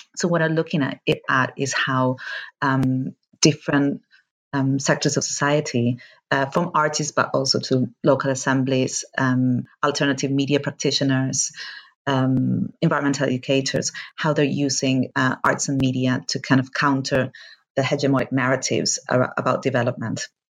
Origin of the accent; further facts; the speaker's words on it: Argentina; moved away; I am from Argentina